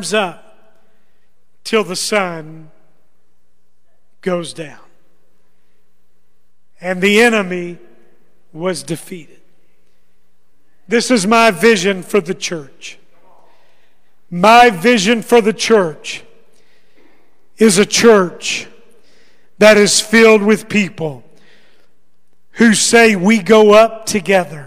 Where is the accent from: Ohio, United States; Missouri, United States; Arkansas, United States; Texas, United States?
Arkansas, United States; moved away; I grew up in Arkansas